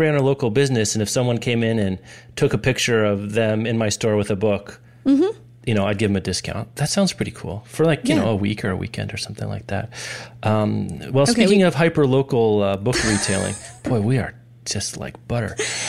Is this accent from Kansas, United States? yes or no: yes; Lawrence, Kansas, United States; the Raven Bookstore in Lawrence, Kansas, my hometown, and town you lived in for a while.